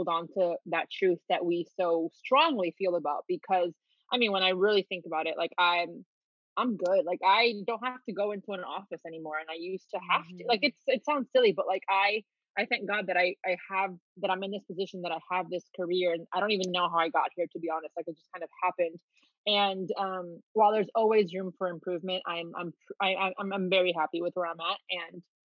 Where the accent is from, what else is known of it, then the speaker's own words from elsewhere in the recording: Miami, Florida, United States; also born or lived in Dominican Republic / New York; I grew up in Miami and I've been a dancer my whole life